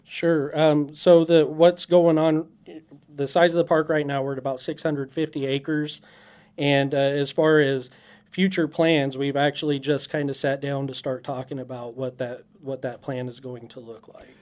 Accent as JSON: {"language": "English", "town": "Dodge City", "region": "Kansas", "country": "United States", "tie": "born or raised there", "also_born_or_lived": "Sioux City", "moved": "yes", "said": "I grew up in Southwest Kansas, actually, Dodge City"}